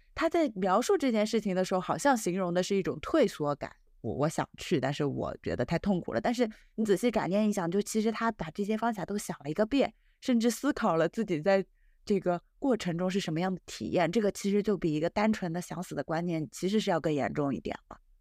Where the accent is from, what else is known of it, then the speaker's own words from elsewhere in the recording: China; 我们中国人相对来说，其实表达还是比较含蓄的